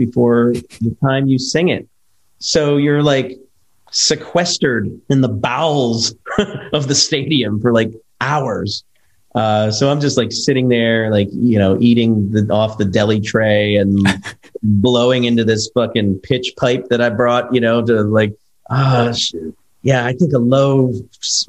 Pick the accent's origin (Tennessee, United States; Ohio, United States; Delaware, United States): Delaware, United States; also born or lived in Philadelphia, Pennsylvania / Trenton, New Jersey; So I grew up in Delaware, but I actually was born in Philly.